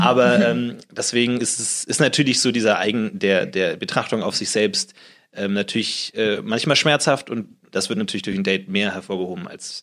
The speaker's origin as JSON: {"language": "German", "town": "Munich", "region": "Bavaria", "country": "Germany", "moved": "as an adult", "lives_now": "Berlin, Germany", "said": "ich komme aus München eigentlich"}